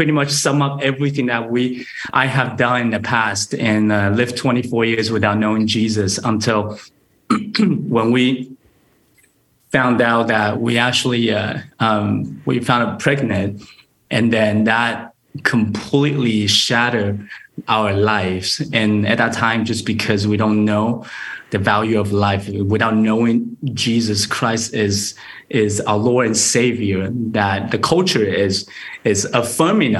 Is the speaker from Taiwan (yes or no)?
yes; Taiwan; moved away as an adult; also born or lived in Texas, United States; now in Grand Rapids, United States; I was born and raised in Taiwan